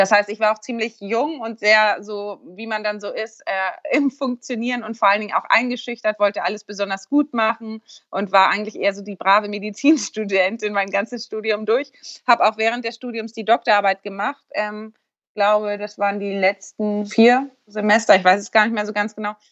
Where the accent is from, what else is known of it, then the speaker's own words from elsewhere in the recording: Eutin, Schleswig-Holstein, Germany; ich bin ähm, 34 Jahre alt, ich komme aus Eutin, das ist zwischen Lübeck und Kiel, ganz im Norden.